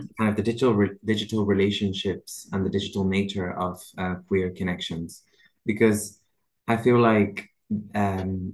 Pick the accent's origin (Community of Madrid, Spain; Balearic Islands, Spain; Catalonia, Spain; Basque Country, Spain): Catalonia, Spain; Barcelona; moved away; We're originally from Barcelona